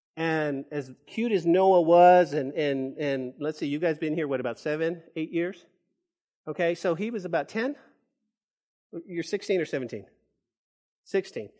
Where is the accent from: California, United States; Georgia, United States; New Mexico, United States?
New Mexico, United States; Santa Fe; now in Lubbock, United States; that's the hometown. That's where I was born, and that's where I grew up